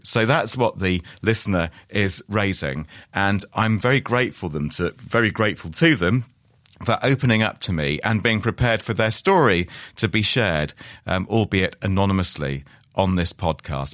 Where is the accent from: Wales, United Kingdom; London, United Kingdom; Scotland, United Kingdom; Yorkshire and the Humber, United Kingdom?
Wales, United Kingdom; I'm, I'm a Welsh man